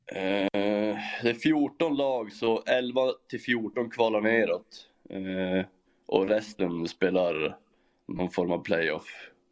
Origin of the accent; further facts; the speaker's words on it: Norrland, Sweden; moved away as an adult; now in Germany; jag är ju norrlänning